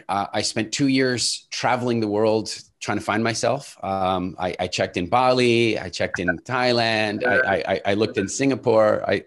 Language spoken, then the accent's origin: English; Canada; also born or lived in South Africa; And so we immigrated to Canada when I was quite small, but we maintained a really close relationship with South Africa. I still in many respects feel more South African than I do Canadian, which is odd when you hear my accent, I suppose. But I grew up in Canada